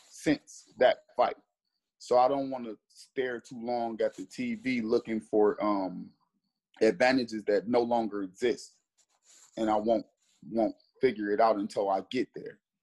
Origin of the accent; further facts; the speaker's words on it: Cleveland, Ohio, United States; I'm from Cleveland, Ohio